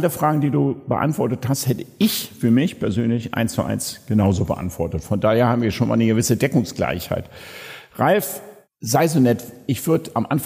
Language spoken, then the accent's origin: German; Germany; Und ich als Piefke, nämlich genauso alt wie du, zwischen 10 und 15 Jahren